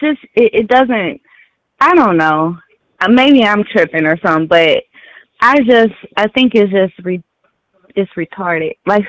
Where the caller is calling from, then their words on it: St. Louis, Missouri, United States; I'm calling from St. Louis.